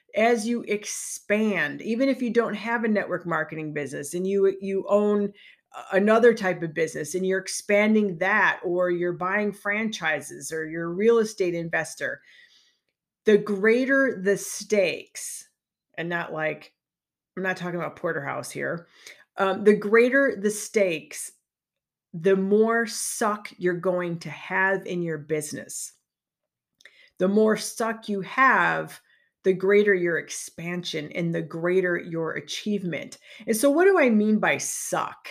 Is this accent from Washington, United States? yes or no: no; Chicagoland, Illinois, United States; moved away as an adult; also born or lived in Park Ridge, Illinois / Minnesota; now in Lake Geneva, United States; I'm from the Chicagoland area